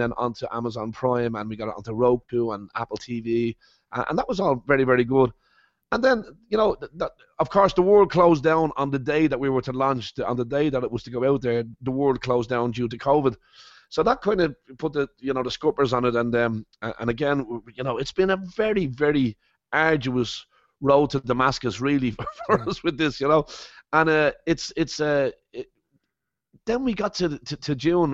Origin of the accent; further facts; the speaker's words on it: Ireland; moved away as an adult; also born or lived in Copenhagen / Las Vegas; I love being from Ireland, and I love being Irish